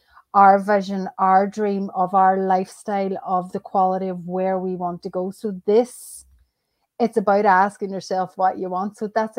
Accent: Ireland; That is where I originally met my husband. Nice. We're both Irish.

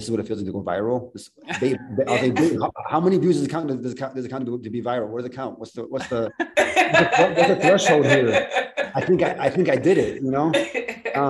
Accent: Ohio, United States; moved away; We're born and raised in Ohio

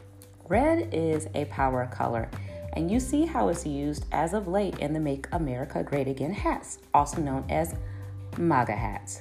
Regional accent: Chicago, Illinois, United States; my hometown of Chicago

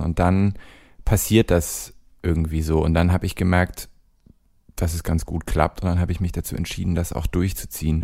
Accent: Hamburg, Germany; moved away as an adult; now in Cologne, Germany; ich bin nicht direkt an der Elbchaussee aufgewachsen, aber sehr nah daran

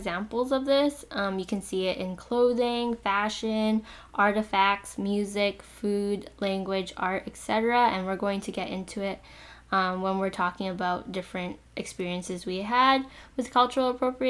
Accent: Canada; a Vietnamese-Canadian

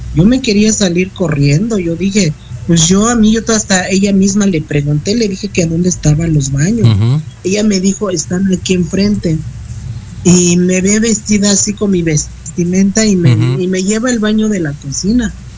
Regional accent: Mexico; como mexicanos

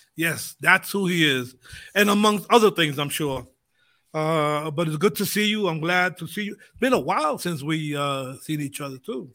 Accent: United States; when we grew up in the States, my background, Puerto Rican, Spanish, uh, Spanish was spoken a lot

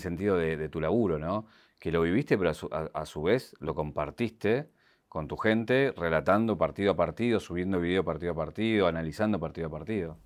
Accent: Argentina

